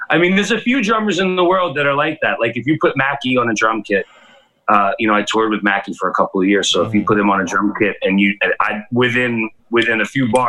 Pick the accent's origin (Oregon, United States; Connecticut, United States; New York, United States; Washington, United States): New York, United States; New York City; I'm from Brooklyn